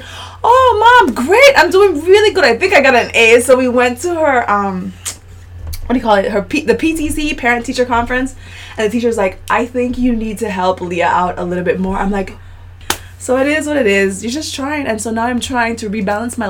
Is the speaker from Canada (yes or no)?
no; U.S. Virgin Islands; moved away as an adult; now in Puerto Rico; I'm not from Puerto Rico. I've been here 7 years now. Originally from St. Thomas